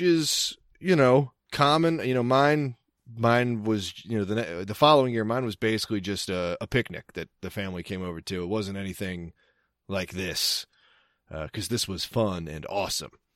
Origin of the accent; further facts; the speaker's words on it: Cecil County, Maryland, United States; I'm from Cecil County